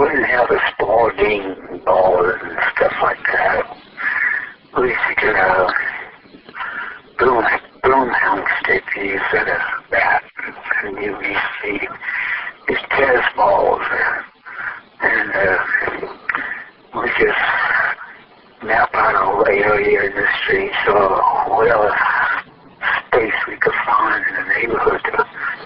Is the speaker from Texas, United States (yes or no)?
no; Daytona Beach, Florida, United States; also born or lived in St. Petersburg, Florida; Growing up in Daytona Beach, Florida